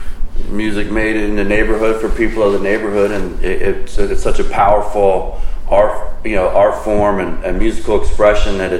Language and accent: English; Philadelphia, Pennsylvania, United States; also born or lived in Avalon, New Jersey; now in Boston, United States; I grew up in Philadelphia